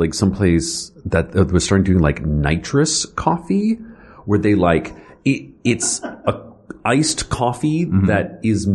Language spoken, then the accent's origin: English; the South, United States; now in New York, United States; growing up in the South, it was all sweet iced tea